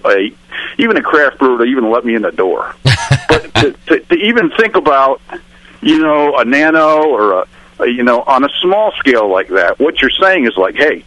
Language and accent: English; Connecticut, United States; we're both from Connecticut